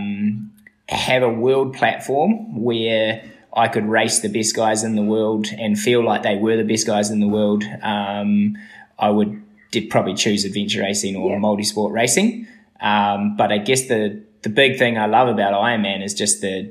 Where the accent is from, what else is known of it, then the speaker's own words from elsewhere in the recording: Methven, Canterbury, New Zealand; also born or lived in Byron Bay, Australia; now in Wānaka, New Zealand; The both of us grew up in a small town called Methven, not far out of Christchurch